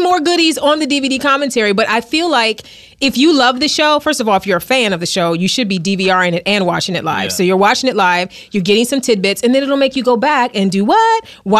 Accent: Cleveland, Ohio, United States; I'm from Cleveland, yeah.

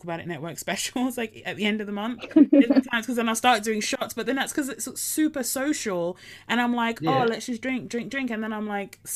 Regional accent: Essex, East of England, United Kingdom; I grew up in Essex

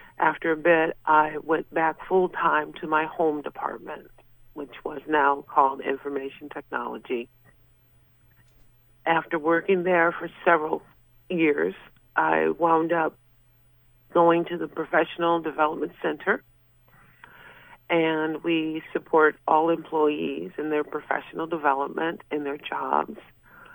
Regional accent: Wisconsin, United States; moved away as an adult; also born or lived in Fredonia, New York; now in New York, United States; I was born and raised in Wisconsin

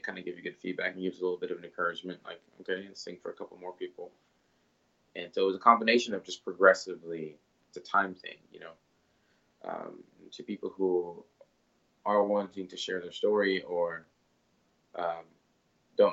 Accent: Plano, Texas, United States; also born or lived in Congo; I grew up in Plano, Texas, very different from the Congo

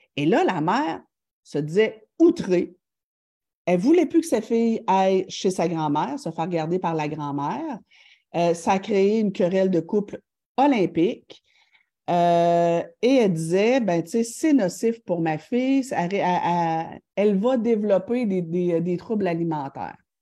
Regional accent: Thetford Mines, Quebec, Canada; je viens de Tetford Mind

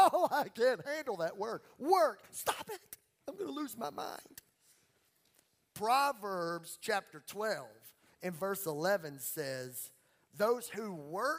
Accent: Beauregard Parish, Louisiana, United States; I'm from Beauregard, Paris, Louisiana

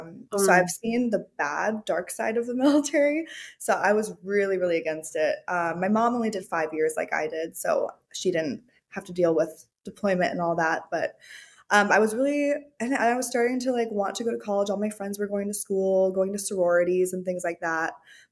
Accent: Hawaii, United States; Yeah. So I grew up in Hawaii. My parents were military, so they were really hard on me. But I grew up in Hawaii and I just surfed, skipped school a lot.

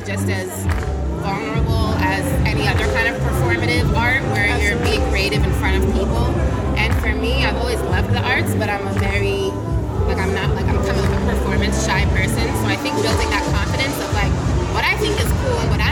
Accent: Cambridge, Massachusetts, United States; I grew up in Cambridge, Massachusetts

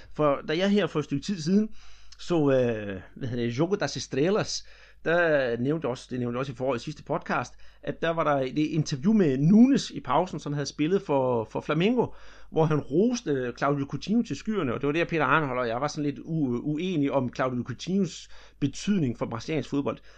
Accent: Denmark; her hjemme i Danmark

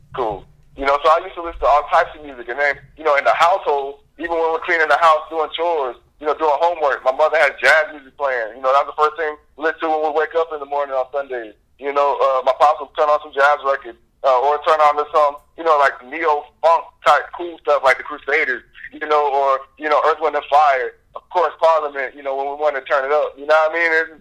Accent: Jacksonville, Florida, United States; I moved to Jacksonville when I was three years old.

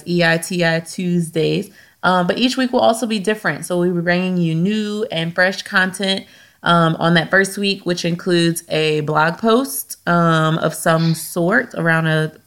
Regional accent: Louisiana, United States; we're from Louisiana

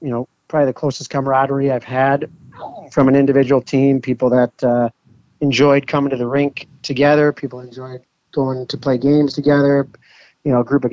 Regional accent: Detroit, Michigan, United States; the midget level here in Detroit

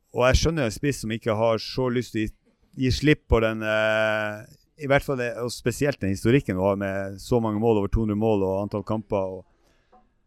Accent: Ballangen and Harstad, Nordland, Norway; accent: Northern Norwegian; moved away as an adult; now in Oslo, Norway; som dere sikkert hører, så er jeg fra eh, Nord-Norge. Jeg er opprinnelig fra Ballangen og Harstad. Flytta ned hit i 97

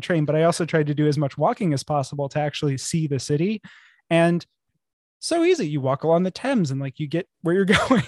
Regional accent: near Chicago, Illinois, United States; moved away; also born or lived in New York; Connor and I grew up near Chicago

